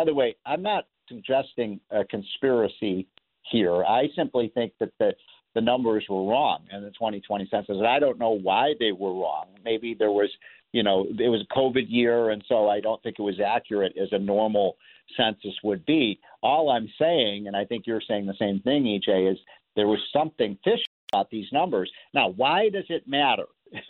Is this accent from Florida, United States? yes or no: no; Illinois, United States; they're leaving my home state of Illinois